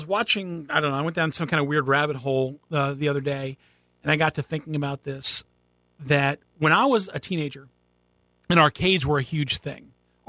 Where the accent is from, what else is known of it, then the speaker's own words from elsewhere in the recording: Schroon Lake, New York, United States; moved away as an adult; also born or lived in Quantico, Virginia; I managed one in my hometown of Scroon Lake, New York.